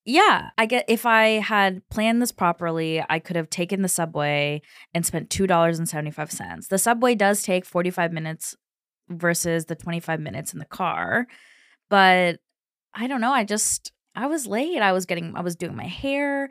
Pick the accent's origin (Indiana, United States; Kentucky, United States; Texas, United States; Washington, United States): Kentucky, United States; I'm from Kentucky